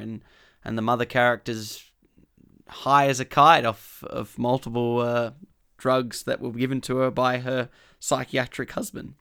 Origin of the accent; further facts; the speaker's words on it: Australia; we're Australian